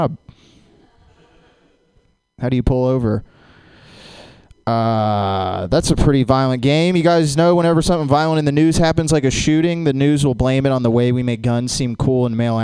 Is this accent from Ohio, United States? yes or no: no; Jacksonville, Florida, United States; Growing up in Jacksonville